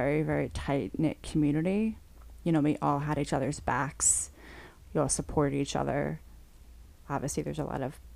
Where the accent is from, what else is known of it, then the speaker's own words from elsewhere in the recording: Long Island, New York, United States; I grew up on Long Island